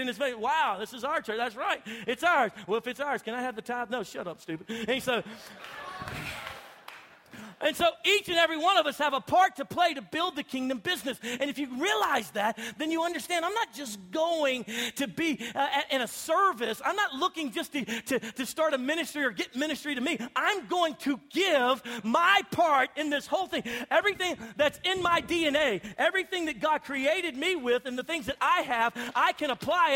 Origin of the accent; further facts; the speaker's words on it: Louisiana, United States; moved away; I grew up in Louisiana